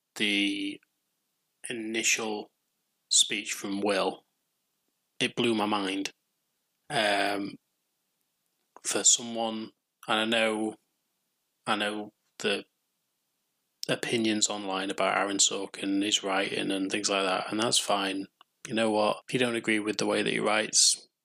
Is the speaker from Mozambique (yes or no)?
no; England, United Kingdom; I'm English